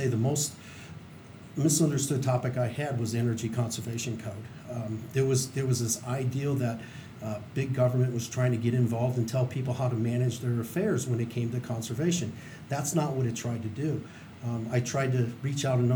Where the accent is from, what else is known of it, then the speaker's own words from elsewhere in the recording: Chicago, Illinois, United States; moved away as an adult; now in Carson City, United States; I'm actually from Chicago, Illinois